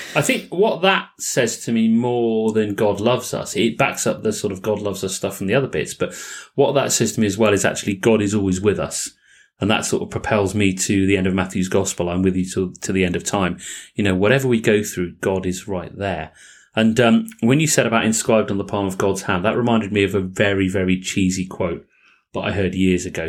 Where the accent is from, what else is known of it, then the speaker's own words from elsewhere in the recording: England, United Kingdom; accent: English; my English accent